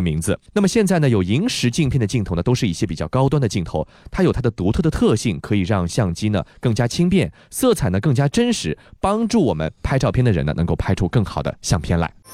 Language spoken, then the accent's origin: Chinese; Shanghai, China; 大世界不光是咱们上海人喜欢去的一个地方